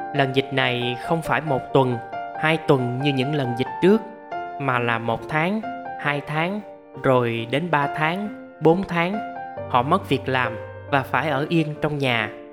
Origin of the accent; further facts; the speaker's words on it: Mekong Delta, Vietnam; now in Ho Chi Minh City, Vietnam; bà con miền tây quê tôi